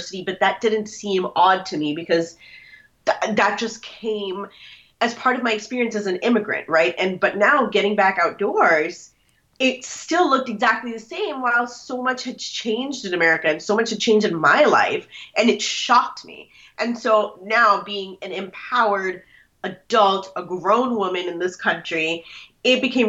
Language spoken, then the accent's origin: English; Minnesota, United States; born or raised there; moved away as an adult; now in Washington, D.C. area, United States